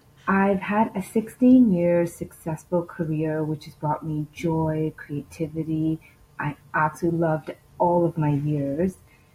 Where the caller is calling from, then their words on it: Toronto, Ontario, Canada; Hi, Marie. … from Toronto.